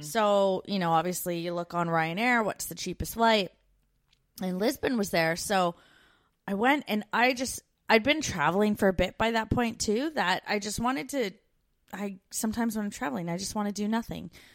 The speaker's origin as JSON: {"language": "English", "country": "Canada", "moved": "yes", "said": "We're two Canadian expats now living in Australia and the U K."}